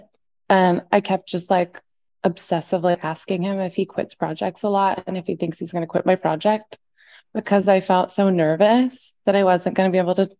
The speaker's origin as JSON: {"language": "English", "town": "Nashville", "region": "Tennessee", "country": "United States", "tie": "born or raised there", "also_born_or_lived": "the Valley (San Fernando Valley, California)", "said": "I went to school in Nashville. I was born in the Valley. And my mom was like a single mom, made music. And we moved to Nashville."}